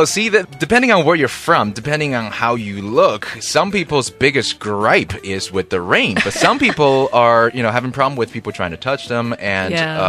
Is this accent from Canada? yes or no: yes; Canada; And I'm Canadian, by the way.